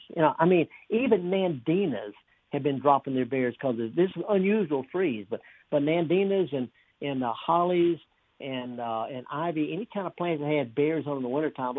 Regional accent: North Mississippi, United States; I'm from North Mississippi

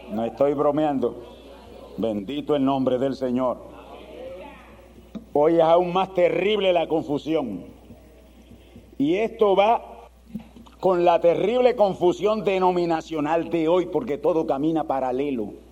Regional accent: Spain; Yo soy español. Usted es español. Y no hemos nacido ni por allá, por Islas Canarias, ni ningún sitio de eso.

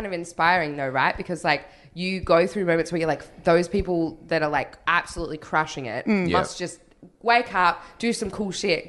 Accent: Sydney, New South Wales, Australia; I'm from Sydney.

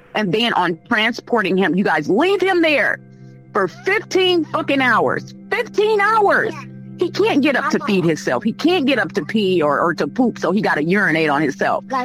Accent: Chicago, Illinois, United States; now in Indianapolis, United States; I'm from Chicago, Illinois, but I've been here for about 15 years

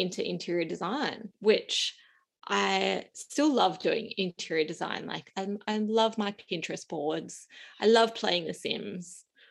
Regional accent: Gold Coast, Queensland, Australia; also born or lived in Sydney, New South Wales; I was born in Sydney and I moved to Queensland with my family to the Gold Coast when I was in primary school

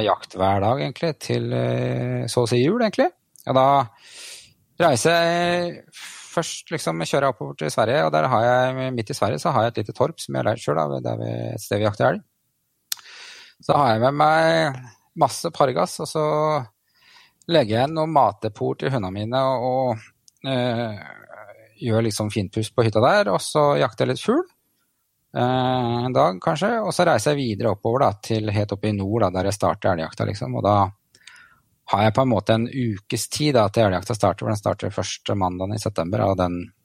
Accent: Bærum, Akershus, Norway; also born or lived in Trysil / Elverum / Hønefoss; now in Fredrikstad, Norway; Jeg kommer vel egentlig fra Bærum

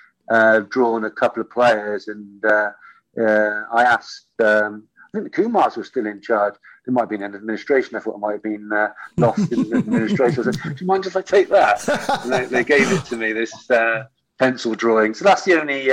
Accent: Bristol, South West England, United Kingdom; play for my hometown club

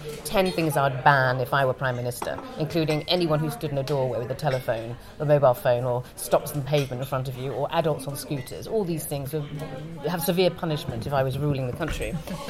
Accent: Thailand; I grew up in Thailand where they eat everything.

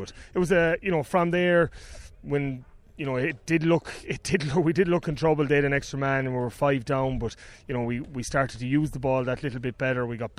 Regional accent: Connacht, Ireland; now in Cork, Ireland; Like, I'm not a Bishopstown man. I'm from Thurlochmore in Galway, but married a Cork woman and down here now.

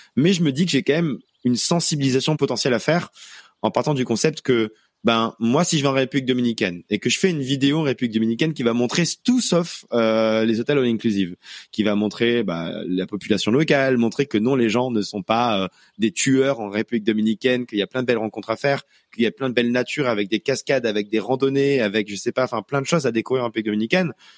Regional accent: Auvergne-Rhône-Alpes, France; moved away; je suis allé en Auvergne, ma région natale

